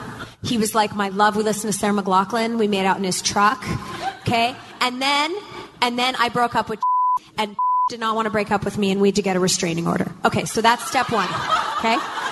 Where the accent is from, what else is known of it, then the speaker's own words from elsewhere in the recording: Sherwood Park, Alberta, Canada; moved away; I am going back home to my hometown of Canada.